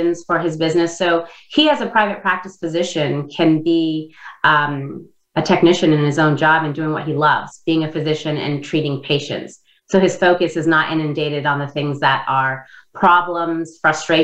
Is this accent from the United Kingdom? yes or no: no; Indonesia; English is a second language; now in United States; I came from Indonesia. I was born and raised there, and I didn't learn to speak English until I was at a later time in my life.